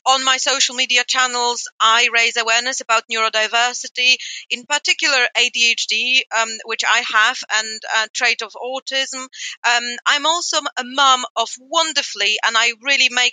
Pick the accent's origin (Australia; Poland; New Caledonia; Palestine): Poland; moved away; I grew up in Poland in the 80s.